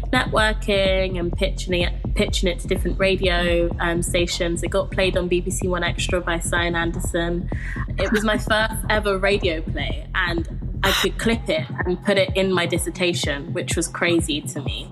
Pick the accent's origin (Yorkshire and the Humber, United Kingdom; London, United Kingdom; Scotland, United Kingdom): London, United Kingdom; I grew up in Camden in London